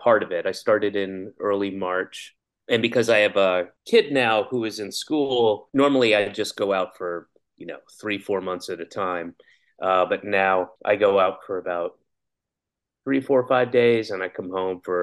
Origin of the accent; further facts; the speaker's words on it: Atlanta, Georgia, United States; moved away as an adult; also born or lived in Boston / New York; I grew up in Atlanta, and I graduated in a high school in Atlanta